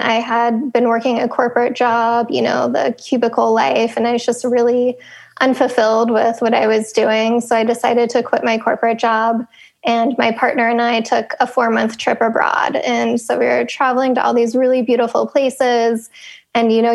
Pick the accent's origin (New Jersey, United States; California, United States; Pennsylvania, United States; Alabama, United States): Pennsylvania, United States; I grew up in Pennsylvania